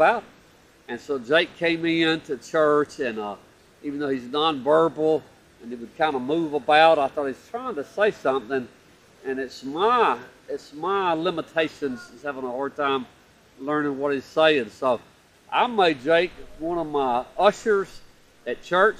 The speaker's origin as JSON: {"language": "English", "town": "Opelika", "region": "Alabama", "country": "United States", "tie": "born or raised there", "said": "in beautiful downtown Opelika, my hometown."}